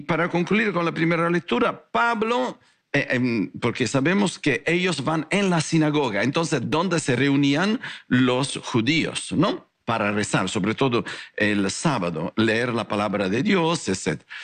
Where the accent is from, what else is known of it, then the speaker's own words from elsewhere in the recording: Italy; Spanish is a second language; moved away as an adult; also born or lived in Guadalajara, Mexico; now in North Hollywood, United States; un italiano con corazón tapatío